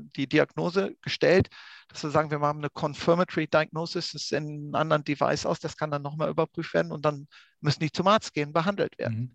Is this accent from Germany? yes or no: no; Austria; bei uns in Österreich